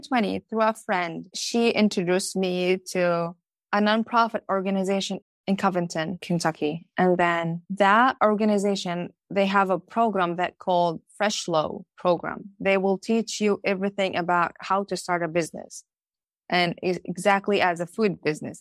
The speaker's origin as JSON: {"language": "English", "country": "Palestine", "tie": "born or raised there", "moved": "as an adult", "lives_now": "Norwood, United States", "said": "I moved here to America, as I told you, as a growing up in Palestine"}